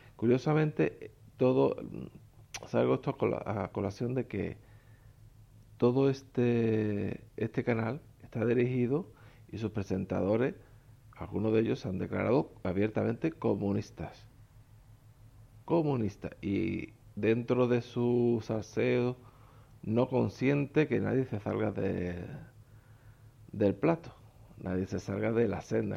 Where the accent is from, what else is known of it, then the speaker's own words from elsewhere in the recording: Spain; En mi país, España